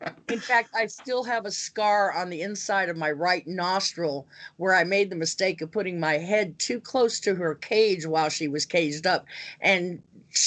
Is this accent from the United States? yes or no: yes; Pacific Northwest, United States; I was used to my brothers that I grew up with in the Pacific Northwest